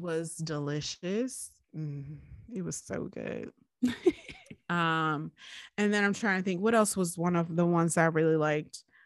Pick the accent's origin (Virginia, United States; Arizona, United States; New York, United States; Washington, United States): Virginia, United States; Richmond; we grew up in Richmond